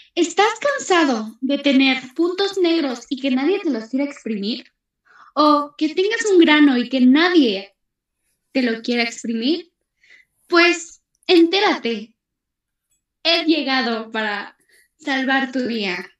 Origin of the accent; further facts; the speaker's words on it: Ecatepec, State of Mexico, Mexico; mi pueblo, de Ciudad Azteca.